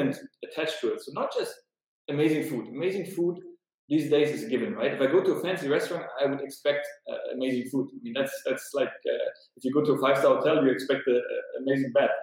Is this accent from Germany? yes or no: yes; Berlin, Germany; now in Vilnius, Lithuania; I'm from Germany, from Berlin